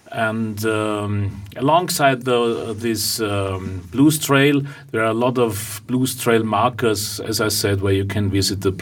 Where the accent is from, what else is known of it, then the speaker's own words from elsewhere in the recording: Vienna, Austria; I'm a singer from Vienna.